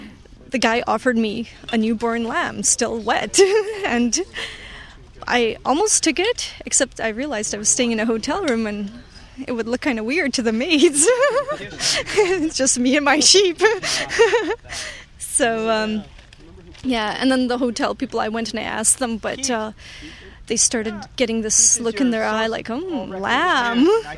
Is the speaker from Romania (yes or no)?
yes; Transylvania, Romania; now in Vancouver, Canada; Before I moved to Vancouver, I'm Romanian from Transylvania.